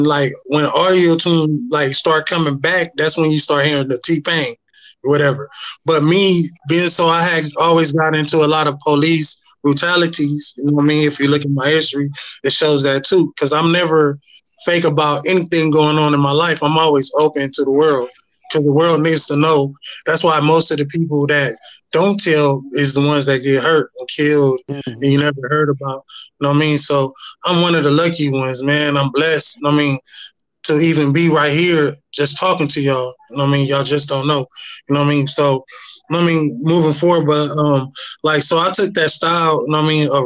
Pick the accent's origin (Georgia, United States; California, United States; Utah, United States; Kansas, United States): California, United States; Inglewood; I was born and raised out here in Cali, Inglewood